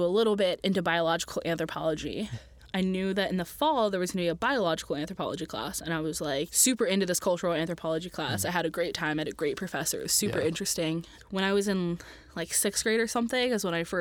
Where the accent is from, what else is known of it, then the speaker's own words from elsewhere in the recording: north of San Francisco, Bay Area, California, United States; now in Tuscaloosa, Alabama, United States; I was born in California, a little bit north of San Francisco, still in the Bay Area